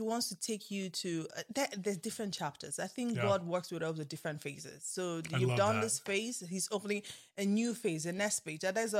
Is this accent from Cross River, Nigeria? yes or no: yes; Calabar, Cross River, Nigeria; you know, my lovely pastor I grew up with in Calabar, where I went to school.